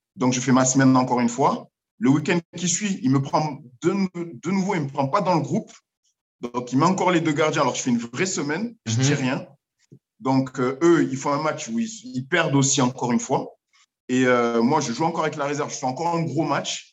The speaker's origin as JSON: {"language": "French", "town": "Marseille", "region": "Provence-Alpes-Côte d'Azur", "country": "France", "moved": "as an adult", "said": "je suis de Marseille à la base"}